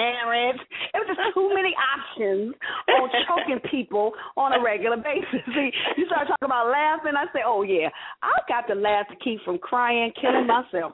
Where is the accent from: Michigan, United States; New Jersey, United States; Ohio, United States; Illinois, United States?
Michigan, United States; Detroit; moved away as an adult; now in Baltimore, United States; I'm from Detroit